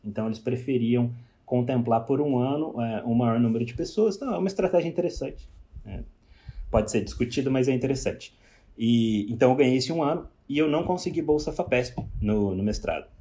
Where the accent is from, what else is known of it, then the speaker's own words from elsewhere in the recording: Pouso Alegre, Minas Gerais, Brazil; moved away as an adult; also born or lived in Cascavel, Paraná; now in Australia; eu sou mineiro de Pouso Alegre, sul de Minas